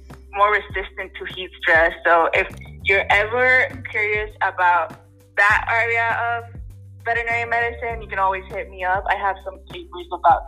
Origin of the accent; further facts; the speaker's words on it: Puerto Rico; moved away as an adult; also born or lived in North Carolina; now in Pomona, United States; I am from Puerto Rico